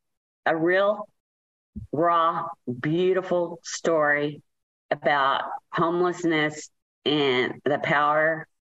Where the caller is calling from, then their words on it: Keller, Texas, United States; Keller, Texas.